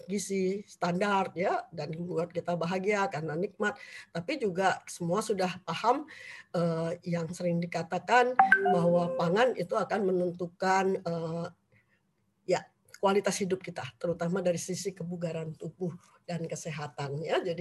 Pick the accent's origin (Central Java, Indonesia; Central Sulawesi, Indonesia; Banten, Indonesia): Central Java, Indonesia; Semarang; born there; Saya memang lahir di Jawa Tengah di Semarang, cuman memang dari kecil tidak pernah akrab dengan jamu ya.